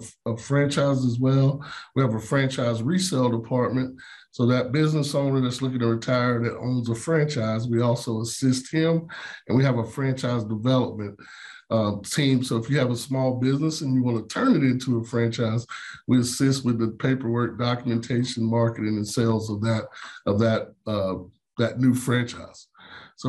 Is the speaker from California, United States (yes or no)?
no; Wilkesboro, North Carolina, United States; also born or lived in Greensboro, North Carolina; now in Charlotte, United States; born and raised in Wilkesboro, North Carolina, small town, about 30 minutes from Boone